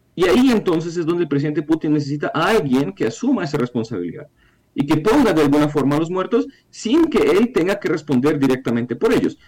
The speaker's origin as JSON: {"language": "Spanish", "country": "Ukraine", "said": "siendo ucraniano"}